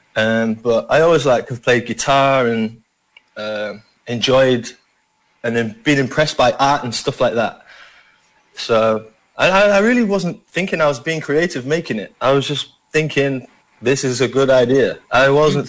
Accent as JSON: {"language": "English", "region": "Yorkshire and the Humber", "country": "United Kingdom", "tie": "born or raised there", "accent": "Yorkshire", "moved": "yes", "lives_now": "Philippines", "said": "I'm from Yorkshire"}